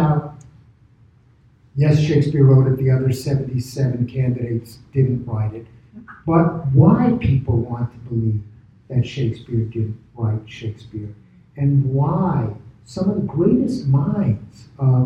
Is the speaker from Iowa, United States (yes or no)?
no; New York City, New York, United States; I'm from Brooklyn.